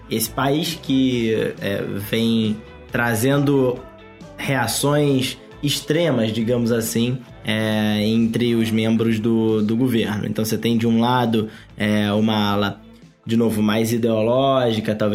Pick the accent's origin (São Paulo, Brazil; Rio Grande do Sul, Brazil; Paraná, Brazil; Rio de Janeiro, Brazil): Rio de Janeiro, Brazil; Belford Roxo; a cidade de Belfor Roxo, no Rio de Janeiro, onde eu nasci.